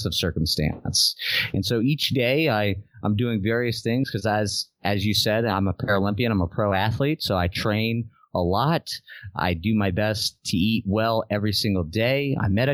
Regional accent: Southern Louisiana, United States; I'm from Southern Louisiana in the United States

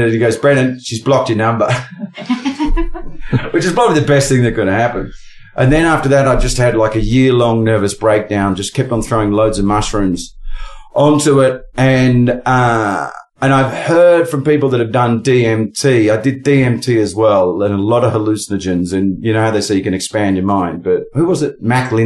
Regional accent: Australia; accent: Aussie; how Aussie do my accent get

